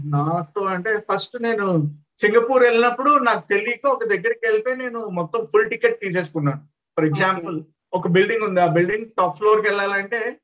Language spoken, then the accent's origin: Telugu; Rajahmundry, Andhra Pradesh, India; నేను born and barter but Rajahmundry అండి మాది రాజమండ్రి తూర్పుగోదావరి జిల్లా ఆంధ్రప్రదేశ్ స్వచ్ఛమైన గోదావరి బిడ్డ అనమాట నేను